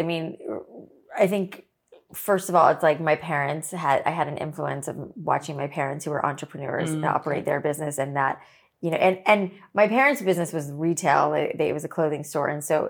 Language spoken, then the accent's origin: English; Boca Raton, Florida, United States; Boca is where I grew up.